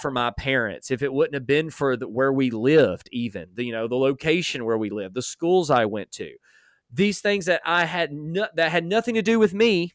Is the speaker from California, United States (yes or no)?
no; Alabama, United States; I grew up in Alabama